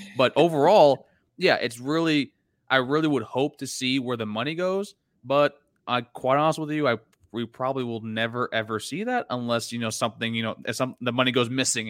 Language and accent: English; Florida, United States; I'm from down here. I'm from South Florida.